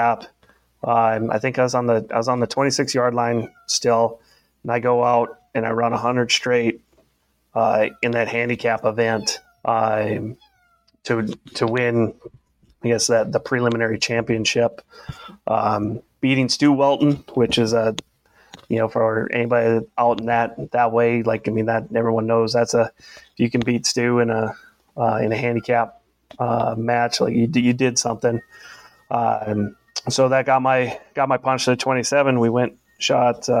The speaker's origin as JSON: {"language": "English", "region": "Minnesota", "country": "United States", "tie": "born or raised there", "also_born_or_lived": "Alaska / Oklahoma", "moved": "as an adult", "said": "I had colder winters, you know, growing up in Minnesota"}